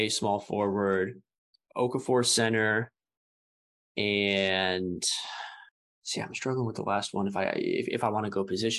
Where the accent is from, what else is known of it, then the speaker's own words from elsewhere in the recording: Monroe, Connecticut, United States; moved away as an adult; also born or lived in Kentucky; Nice. Okay, so I'm from Monroe, right. So Fairfield County.